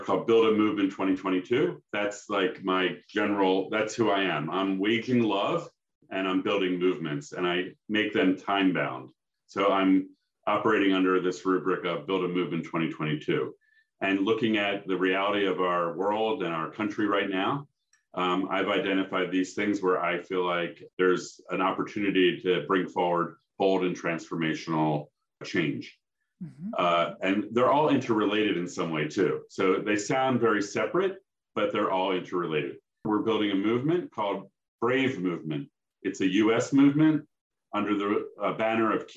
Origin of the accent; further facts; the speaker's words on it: Philadelphia, Pennsylvania, United States; I grew up in Philadelphia